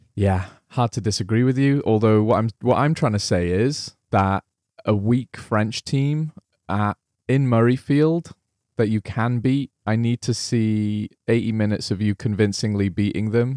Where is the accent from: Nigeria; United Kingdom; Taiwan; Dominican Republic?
United Kingdom; Wales; I'm Welsh